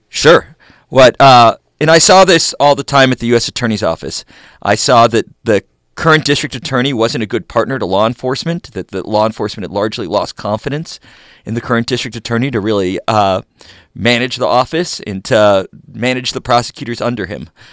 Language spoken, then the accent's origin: English; Los Angeles, California, United States; I grew up in Los Angeles, and I left for college and law school, moved back here with my wife